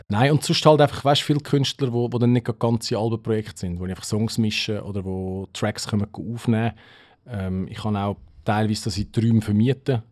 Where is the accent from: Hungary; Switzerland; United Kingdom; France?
Switzerland; bei uns in der Schweiz